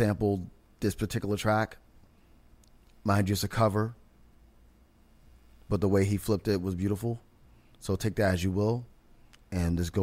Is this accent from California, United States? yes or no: no; New York, United States; born and raised in New York all my life